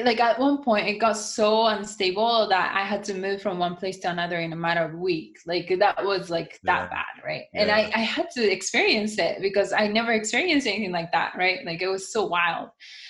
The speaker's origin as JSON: {"language": "English", "country": "United States", "said": "I mean, I think I'm American. I look Japanese, but I'm completely more American than I think most of the Japanese people."}